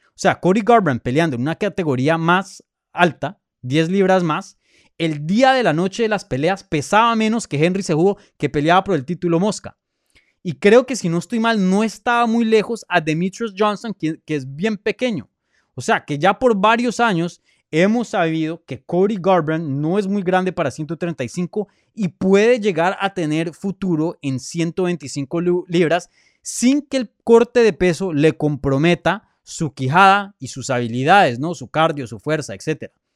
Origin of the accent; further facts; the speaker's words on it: Colombia; Soy colombiano